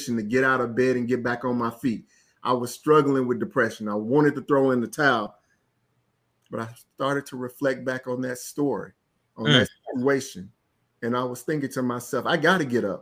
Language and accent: English; Florence, Alabama, United States; I'm from a small town. I'm from Florence, Alabama